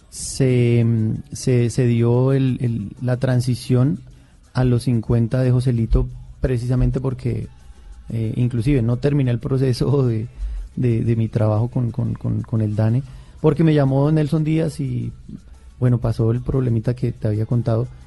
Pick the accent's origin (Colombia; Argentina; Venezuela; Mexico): Colombia; Boyacá; me fui para, para, para, para mi, departamento, yo soy boyacense